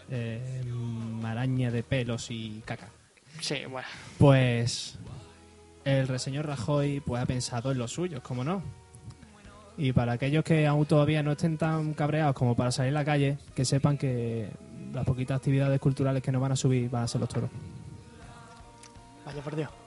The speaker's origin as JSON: {"language": "Spanish", "country": "Spain", "said": "Yo soy español, español, español."}